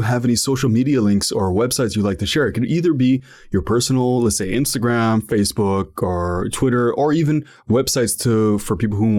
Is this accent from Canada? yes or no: yes; Ottawa, Ontario, Canada; so I'm from Ottawa, Ontario, Canada. And sometimes I live in the downtown, so it's the national capital of Canada.